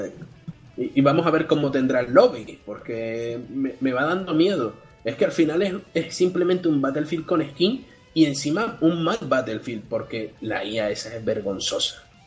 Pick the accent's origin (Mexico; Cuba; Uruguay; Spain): Spain; somos el país de Europa con mayor cantidad de smartphones por persona